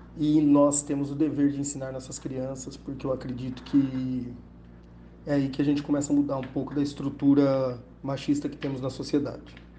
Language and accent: Portuguese; Bauru, São Paulo, Brazil; sou de Bauru, advogado